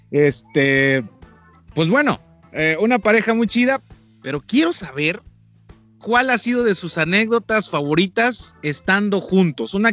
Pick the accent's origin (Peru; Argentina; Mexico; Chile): Mexico; como ahora sí que como mexicano de repente, ¿no?